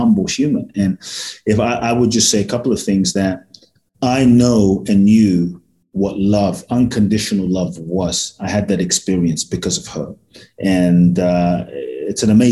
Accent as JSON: {"language": "English", "region": "London", "country": "United Kingdom", "tie": "born or raised there", "also_born_or_lived": "Ghana"}